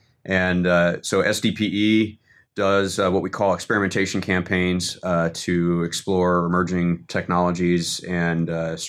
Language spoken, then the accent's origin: English; Washington, District of Columbia, United States; I'm originally from Washington, D.C.